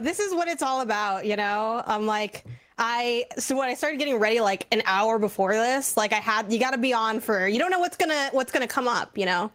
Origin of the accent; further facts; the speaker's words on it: Chicago, Illinois, United States; I'm from Chicago, Illinois